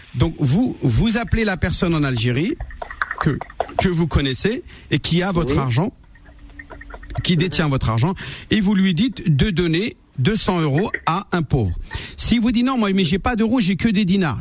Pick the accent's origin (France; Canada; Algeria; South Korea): France; je suis né en France